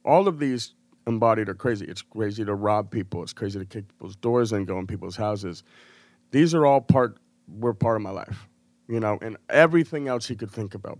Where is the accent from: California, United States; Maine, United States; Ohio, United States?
Maine, United States; Portland; moved away as an adult; also born or lived in Massachusetts / Chicago / Denver / Los Angeles; I was born in Portland, Maine, like, I grew up in New England